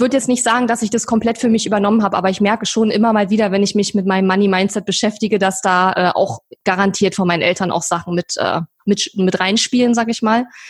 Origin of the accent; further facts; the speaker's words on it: eastern Germany, Germany; ich komme aus dem Osten, bin im Osten geboren